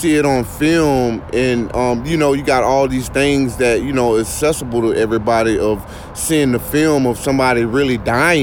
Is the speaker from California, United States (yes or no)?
no; Eustis, Florida, United States; I grew up in Eustis.